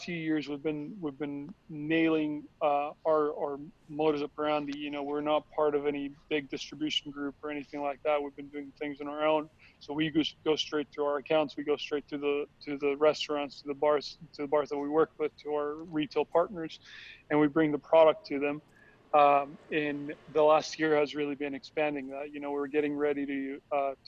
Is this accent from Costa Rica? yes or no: yes; Costa Rica; now in California, United States; I'm originally from Costa Rica, so I was born and raised over there, and then I moved to California